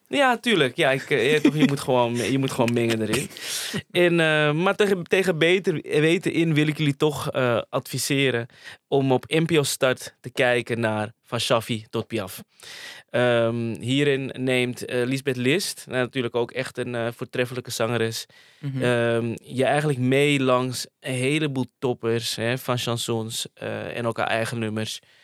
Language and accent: Dutch; Amsterdam, North Holland, Netherlands; ik kom uit Amsterdam Slotenvaart.